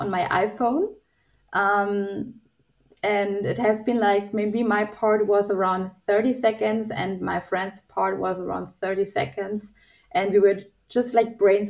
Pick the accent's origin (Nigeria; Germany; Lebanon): Germany; Nuremberg, Bavaria; my hometown in Nuremberg.